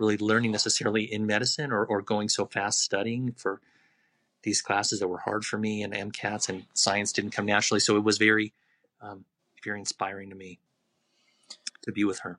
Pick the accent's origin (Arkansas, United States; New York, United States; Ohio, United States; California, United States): California, United States; Los Angeles; moved away as an adult; now in Albuquerque, United States; I grew up in a really Jewish neighborhood.